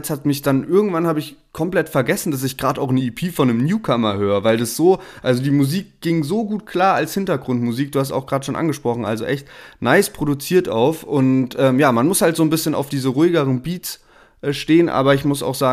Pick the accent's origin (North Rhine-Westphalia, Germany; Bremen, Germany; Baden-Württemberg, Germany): Baden-Württemberg, Germany; Heidelberg; wir kommen ja beide aus Heidelberg, Sherwin und ich